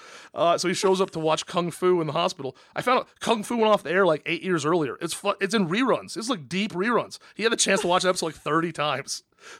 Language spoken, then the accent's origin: English; Kirkland, Washington, United States; also born or lived in Seattle; I'm from Kirkland, Washington, born in Seattle. My mom moved around a bunch when I was a little kid, and then by the time I was five, I was in Kirkland, and I was there until I was 22.